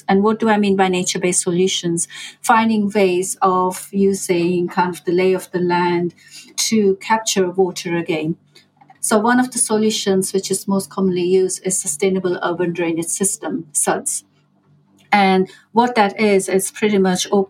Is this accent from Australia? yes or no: no; India; moved away; I grew up in India